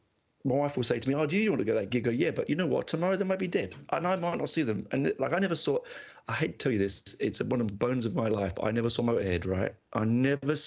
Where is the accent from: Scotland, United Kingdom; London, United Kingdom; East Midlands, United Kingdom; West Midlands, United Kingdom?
London, United Kingdom; also born or lived in Canberra, Australia; now in Australia; my brother, we grew up in North London